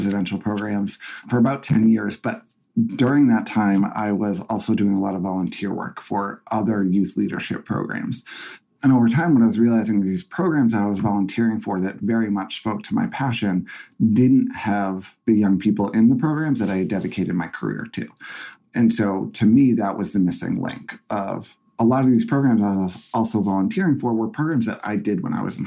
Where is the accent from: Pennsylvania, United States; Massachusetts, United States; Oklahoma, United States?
Massachusetts, United States; Essex; moved away as an adult; also born or lived in Boston; I grew up in Essex, which is about 45 minutes to an hour north of Boston, super small town